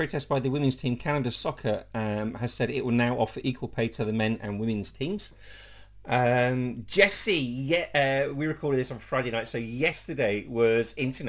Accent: Leicester, East Midlands, United Kingdom; Well, I'm from Leicester.

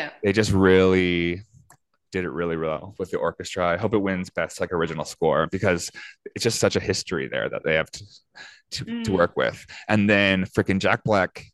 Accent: Fredericton, New Brunswick, Canada; growing up in Fredericton, New Brunswick

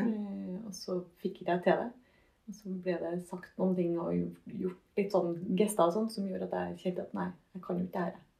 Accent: Trondheim, Trøndelag, Norway; also born or lived in Husby; jeg er gangster fra Kolstad.

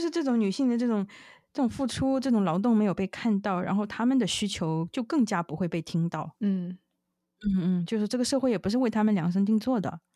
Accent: China; now in United States; 我中，中国人啊

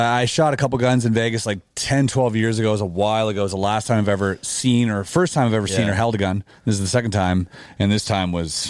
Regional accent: Canada; being a Canadian, you know, and we definitely have like different laws and stuff like that.

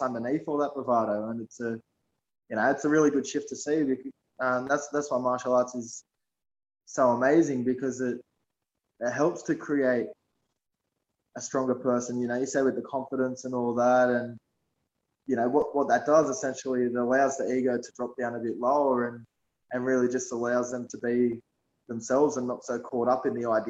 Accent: Sydney, New South Wales, Australia; I grew up in West Sydney in Shelby, which is in Mount Druitt.

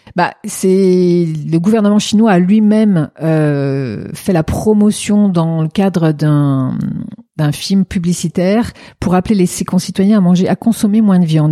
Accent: France; moved away; also born or lived in China; en tant que française

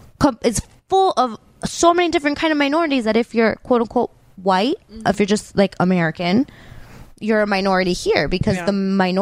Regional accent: Venezuela; we're Hispanic. Like, I haven't. I'm from Venezuela

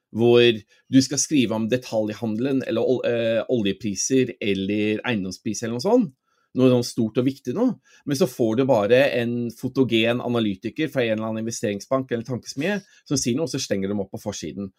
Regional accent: Norway; moved away as an adult; now in London, United Kingdom; jeg vokste opp her i Norge, men faren min er jo engelsk.

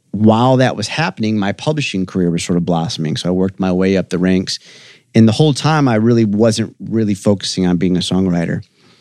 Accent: Detroit, Michigan, United States; now in Nashville, United States; I'm from Detroit. I moved to Nashville about 17 years ago.

